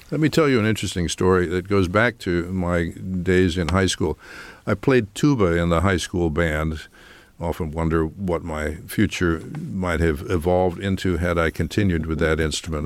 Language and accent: English; Kingston, Pennsylvania, United States; moved away; my hometown in Kingston, Pennsylvania